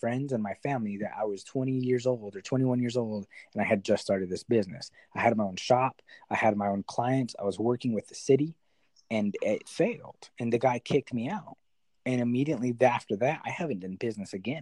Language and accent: English; New Mexico, United States; also born or lived in Houston; I moved back home to New Mexico, where I'm from